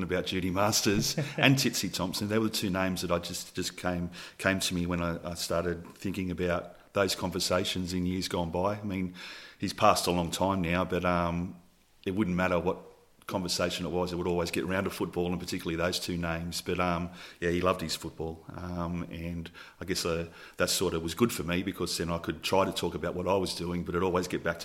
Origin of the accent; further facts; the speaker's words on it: Albion Park Rail, New South Wales, Australia; I was born in 1970, born and raised in Albion Park Rail